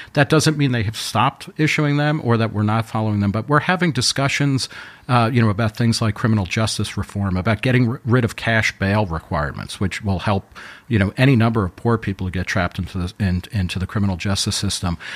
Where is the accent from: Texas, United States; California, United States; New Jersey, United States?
New Jersey, United States; Middletown; I grew up in Middletown, New Jersey